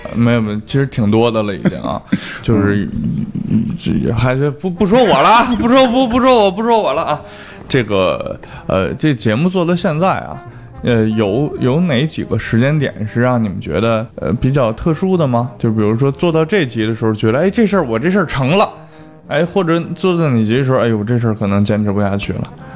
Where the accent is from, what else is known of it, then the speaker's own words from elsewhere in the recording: Beijing, China; 我们北京人的一个通病